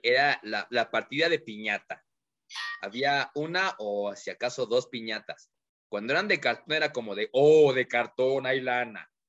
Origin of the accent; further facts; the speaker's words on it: Mexico; como buenos mexicanos, nos encanta la fiesta